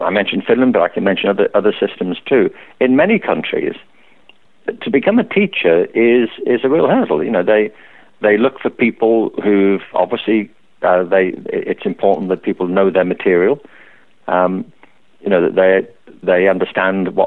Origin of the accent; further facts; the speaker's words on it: Liverpool, North West England, United Kingdom; I grew up in Liverpool